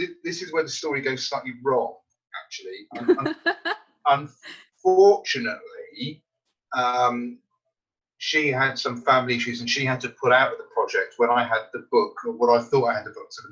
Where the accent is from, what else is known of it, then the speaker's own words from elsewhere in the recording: United Kingdom; now in Surrey, United Kingdom; being British